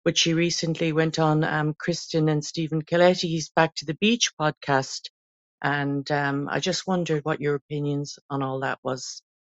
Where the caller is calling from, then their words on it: Ireland; I'm ringing from Ireland